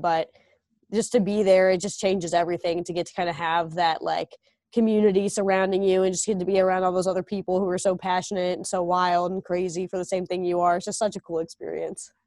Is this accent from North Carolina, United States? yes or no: yes; North Carolina, United States; moved away; I'm from North Carolina